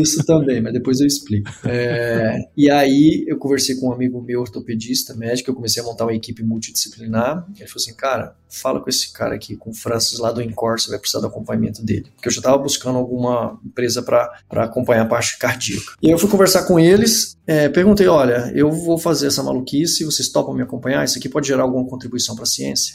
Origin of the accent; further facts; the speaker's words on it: Brasília, Federal District, Brazil; sou natural de Brasília